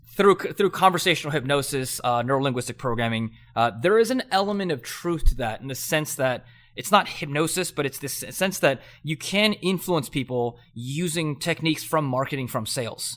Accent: Southern California, United States; I grew up in Southern California.

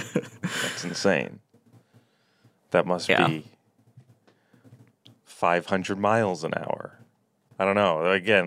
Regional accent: United States; accent: American; as I talk into my phone with my American accent

